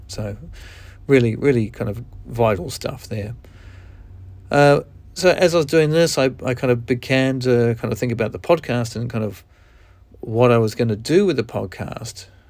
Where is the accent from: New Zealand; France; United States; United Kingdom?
New Zealand; accent: Kiwi; moved away; I'm from New Zealand, and, um, I haven't lived there for over twenty-five years